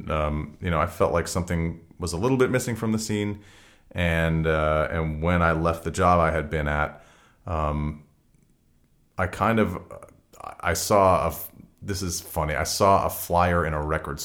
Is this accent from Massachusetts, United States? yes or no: yes; outside of Boston, Massachusetts, United States; also born or lived in San Francisco; now in Los Angeles, United States; I came up in San Francisco. I grew up outside of Boston.